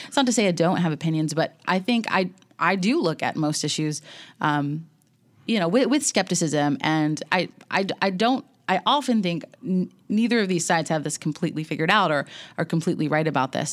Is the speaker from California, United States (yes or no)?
no; Elon, North Carolina, United States; moved away as an adult; now in Nashville, United States; I grew up in North Carolina